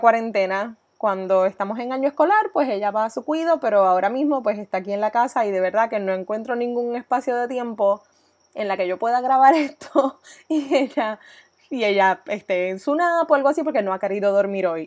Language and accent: Spanish; Coamo, Puerto Rico; also born or lived in Ponce, Puerto Rico / Boston, United States; soy oriunda de Coamo, Puerto Rico. Estudié mis años escolares en Caribbean School en Ponce